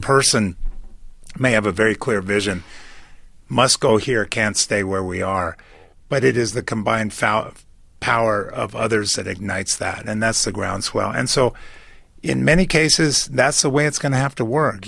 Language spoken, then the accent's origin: English; United States; I'm from America